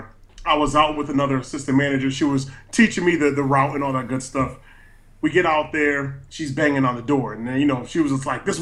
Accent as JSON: {"language": "English", "town": "Stratford", "region": "Connecticut", "country": "United States", "said": "I'm actually from Stratford, Connecticut"}